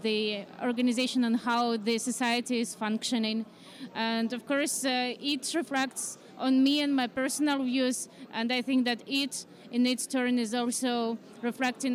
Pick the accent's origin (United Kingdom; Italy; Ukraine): Ukraine; moved away as an adult; now in Poland; I'm originally from Ukraine and I moved here due to war circumstances